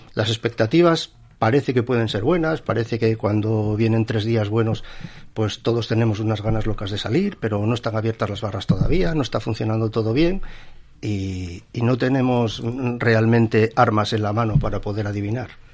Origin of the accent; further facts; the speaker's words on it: Asturias, Spain; somos aquí, vivimos de aquí, somos asturianos como los demás